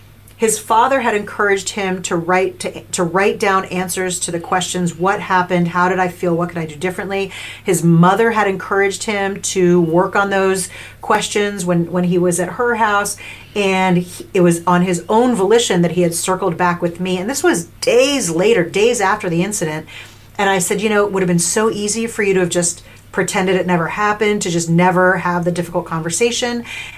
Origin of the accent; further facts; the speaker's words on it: New York, United States; maybe a little cynical, like I'm from New York, but I didn't go in like sulky